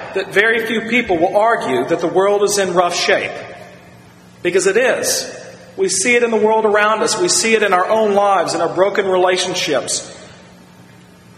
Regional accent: Shenandoah Valley, Virginia, United States; growing up in the Shenandoah Valley or on the edge of it

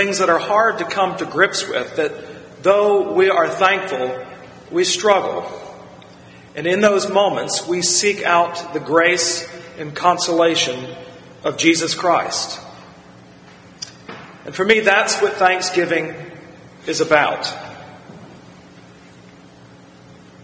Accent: Virginia, United States; As a child growing up in Virginia

